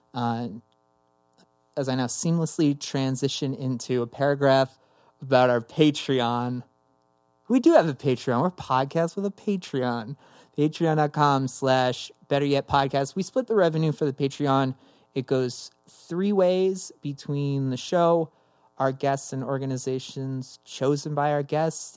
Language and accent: English; Summit, New Jersey, United States; also born or lived in Somerset, New Jersey; growing up in New Jersey